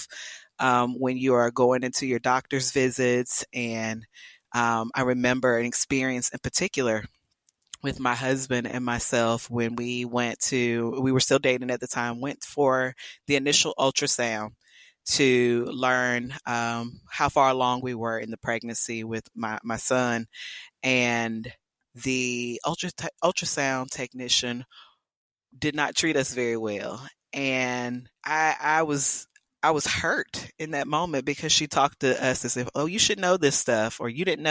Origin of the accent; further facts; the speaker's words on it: South Carolina, United States; moved away as an adult; now in Texas, United States; I'm from South Carolina